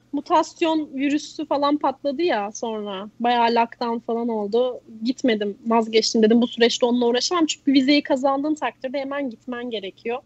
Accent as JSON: {"language": "Turkish", "country": "Turkey"}